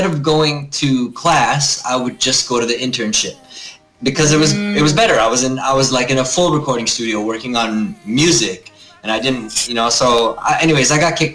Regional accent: Toronto, Ontario, Canada; moved away; also born or lived in New York City; I was born here, born and raised in Toronto, but very, very Filipino

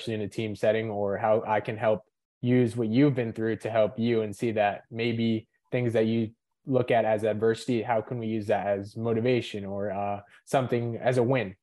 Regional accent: Lincoln Park, New Jersey, United States; I was born in Lincoln Park, New Jersey, so North Jersey

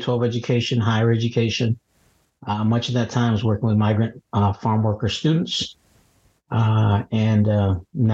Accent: Donna, Texas, United States; also born or lived in Matehuala, San Luis Potosí, Mexico / Midwest (Michigan, Illinois); I grew up in Donna, Texas, in the little colonia in South Donna.

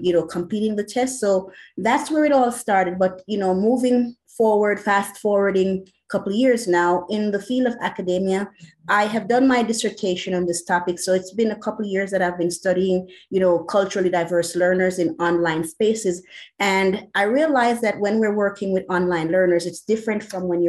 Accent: Jamaica; accent: Jamaican; moved away as an adult; now in United States; I was born in Jamaica

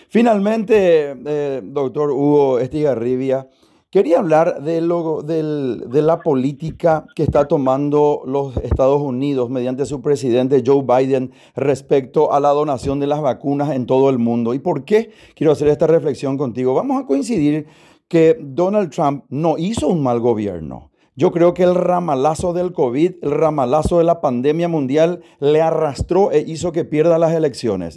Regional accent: Paraguay; como paraguayo, como ciudadano, como persona que vive en este bendito país

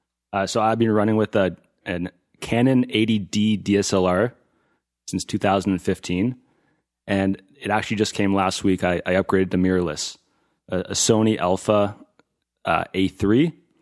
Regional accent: Ontario, Canada; I'm from Ontario, yep. Originally, yeah. Moved out here in 2016.

